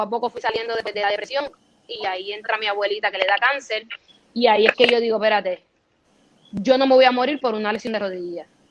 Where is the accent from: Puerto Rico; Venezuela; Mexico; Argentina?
Puerto Rico; Carolina; yo me crié aquí toda mi vida, yo soy boricua